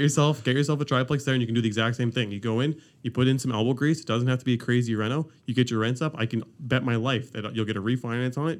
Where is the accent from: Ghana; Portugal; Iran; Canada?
Canada; Ontario; now in Halifax, Canada; I'm from Ontario